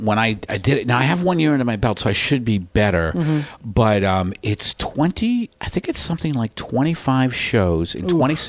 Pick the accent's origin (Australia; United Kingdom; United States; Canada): United States; because I'm American